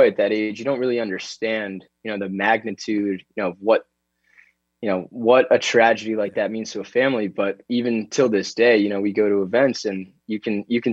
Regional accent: Florida, United States; growing up in Florida

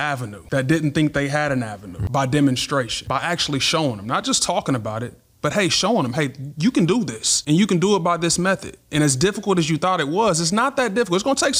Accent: Topeka, Kansas, United States; moved away as an adult; now in Dallas, United States; I'm originally from Kansas.

